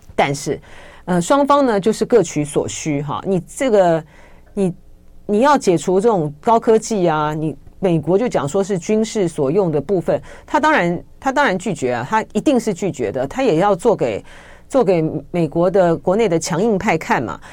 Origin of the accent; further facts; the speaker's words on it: Taiwan; 我们台湾这边虽然说对于参访团，之前的时候他都审得很严嘛